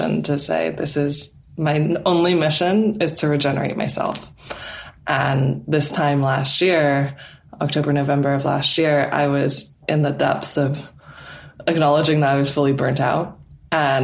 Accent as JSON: {"language": "English", "country": "Canada", "moved": "as an adult", "lives_now": "England, United Kingdom", "said": "my home country of Canada"}